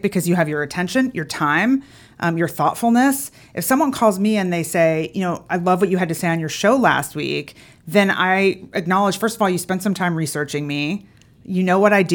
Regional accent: Philadelphia, Pennsylvania, United States; moved away as an adult; now in Atlanta, United States; I grew up in Philadelphia, but I've actually been here for over thirty years now

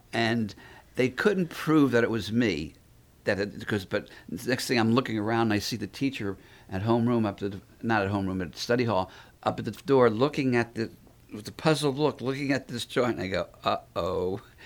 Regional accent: North Miami, Florida, United States; also born or lived in Philadelphia; So I grew up in North Miami

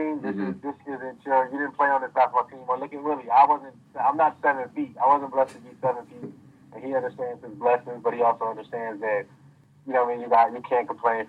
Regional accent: Minneapolis, Minnesota, United States; also born or lived in St. Louis; I'm from Minneapolis and I want to help my city as much as I can

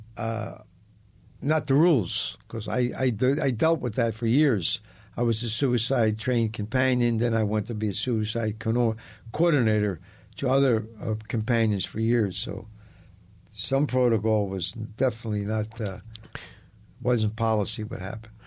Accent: Philadelphia, Pennsylvania, United States; I was raised on Gunman Row.

